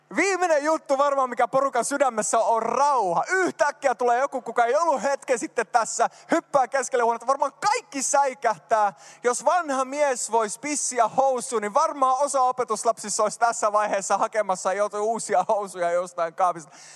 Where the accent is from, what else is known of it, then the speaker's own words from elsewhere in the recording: Sweden; now in Finland; mä oon syntynyt Ruotsissa